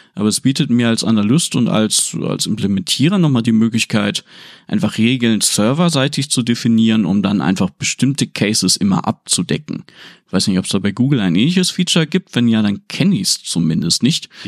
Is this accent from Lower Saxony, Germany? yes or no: yes; Aurich, Lower Saxony, Germany; moved away; also born or lived in Oldeborg; damals ganz früh noch in Oldeborg, da bei Engerhafe und so weiter. Äh, später dann glücklicherweise in Aurich direkt